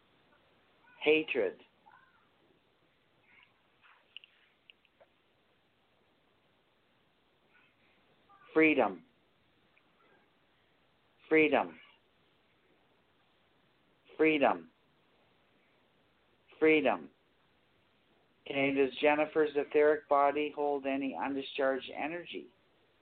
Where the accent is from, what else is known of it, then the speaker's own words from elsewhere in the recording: Bruderheim, Alberta, Canada; I come from, you know where the refineries are? At Bruderheim?